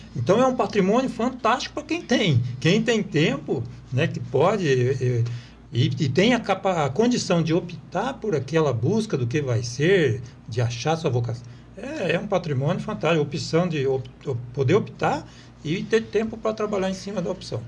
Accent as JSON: {"language": "Portuguese", "town": "Apucarana", "region": "Paraná", "country": "Brazil", "tie": "born or raised there", "also_born_or_lived": "Marilândia do Sul", "moved": "as an adult", "lives_now": "Guaíra, Brazil", "said": "eu nasci em Apucarana"}